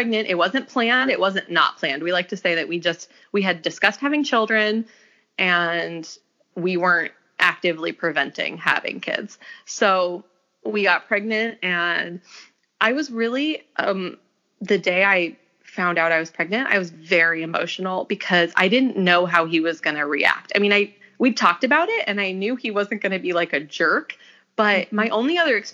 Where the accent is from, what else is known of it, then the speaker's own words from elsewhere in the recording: Las Vegas, Nevada, United States; moved away as an adult; also born or lived in Memphis / Portland; we ended up moving to Vegas, which is where I'm from.